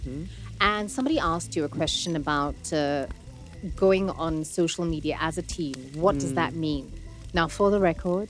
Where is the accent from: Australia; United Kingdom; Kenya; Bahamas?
Kenya; Nairobi; I'm like, no, I'm Kenyan. I'm from Nairobi and you're not going to ask me my tribe.